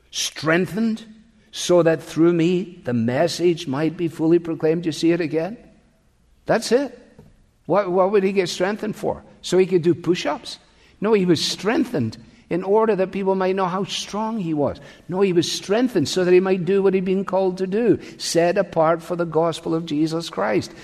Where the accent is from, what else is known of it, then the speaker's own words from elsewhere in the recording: Scotland, United Kingdom; I grew up with them in Scotland